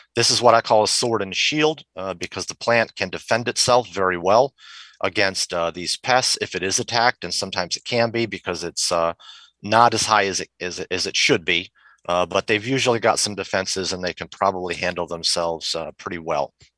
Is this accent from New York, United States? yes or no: yes; Rochester, New York, United States; moved away; also born or lived in Henrietta, New York; I grew up in Rochester, New York